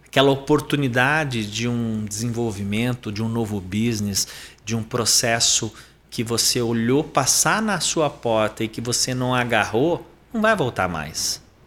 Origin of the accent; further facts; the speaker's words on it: Sorocaba, São Paulo, Brazil; eu sou paulistano, nasci em São Paulo, capital, mas eu cresci em Sorocaba